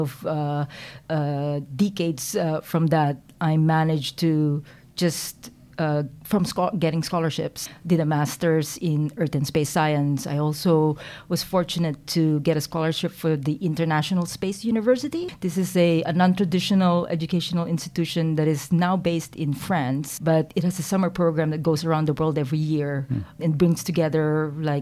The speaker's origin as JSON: {"language": "English", "town": "Quezon City", "region": "Metro Manila", "country": "Philippines", "tie": "born or raised there", "also_born_or_lived": "Silicon Valley", "moved": "as an adult", "lives_now": "New Zealand", "said": "I was born in the Philippines. I was actually, I was raised there, didn't leave until I finished my undergrad"}